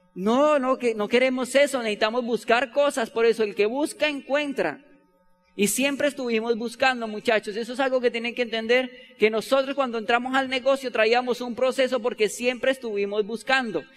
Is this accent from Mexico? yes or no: no; Bogotá, Colombia; Nosotros no somos de Ciudad Bolívar, ¿sabían eso? Pero somos de otra loma igual, vecina